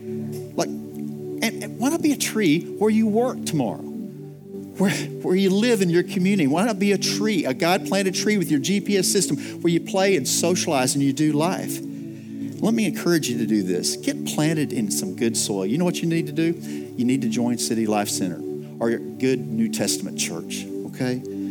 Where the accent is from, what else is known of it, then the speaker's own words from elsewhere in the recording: Texas, United States; I'm from West Texas, so I can appreciate that.